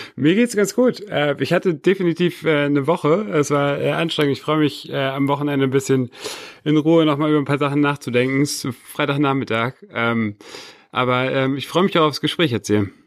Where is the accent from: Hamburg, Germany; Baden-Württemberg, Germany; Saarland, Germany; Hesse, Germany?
Hamburg, Germany; moved away as an adult; now in Berlin, Germany; Bin in Berlin geboren, aber tatsächlich, äh, mit sechs nach Ham-, sind meine Eltern nach Hamburg gezogen. Und ich bin dann in Hamburg aufgewachsen